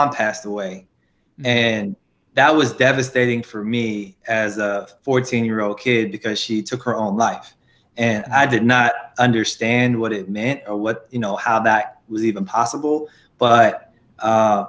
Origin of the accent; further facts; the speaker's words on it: Petersburg, Virginia, United States; I'm actually from Petersburg, Virginia. I would probably say, in summary, only child raised by my grandmother